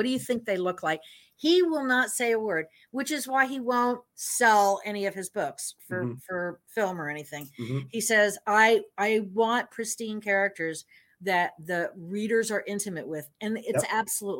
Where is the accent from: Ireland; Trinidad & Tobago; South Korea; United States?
United States; Miami, Florida; Now, I grew up in Miami, so I read the Miami Herald.